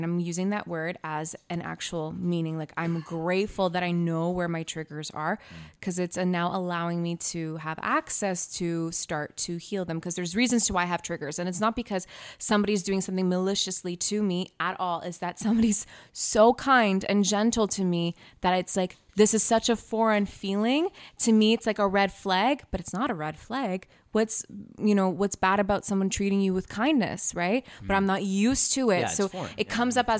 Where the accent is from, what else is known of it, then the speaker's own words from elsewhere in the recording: Canada; because I was born here